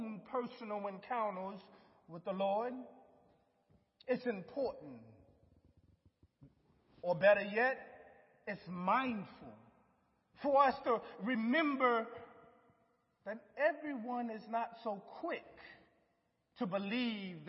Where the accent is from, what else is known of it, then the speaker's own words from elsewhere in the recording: Lake City, South Carolina, United States; moved away; our hometown of Lake City was a small town, painted with acres and acres of tobacco fields and warehouses